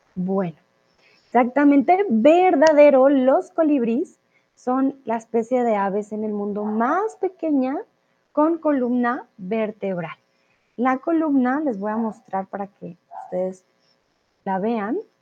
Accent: Colombia; soy de Colombia

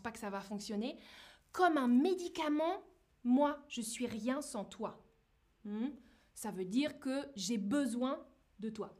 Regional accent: France; now in Berlin, Germany; je suis française

